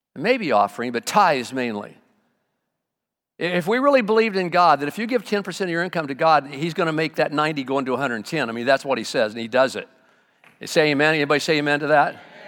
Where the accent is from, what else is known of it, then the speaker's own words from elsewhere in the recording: Arvin, California, United States; moved away; I was raised in Arvin a lot